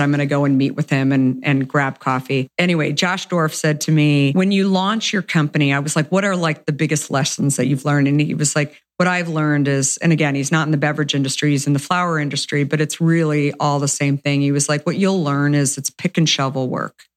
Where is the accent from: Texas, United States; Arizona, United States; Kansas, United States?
Arizona, United States; moved away; I grew up in Arizona